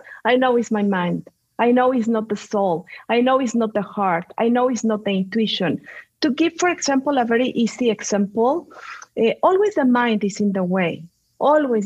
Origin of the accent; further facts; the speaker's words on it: Mexico City, Mexico; English is a second language; moved away; also born or lived in Spain / Chicago, United States; Well, I'm a mix of Mexican and Spanish. So that's the reason that I have this accent. I grew up in Mexico City.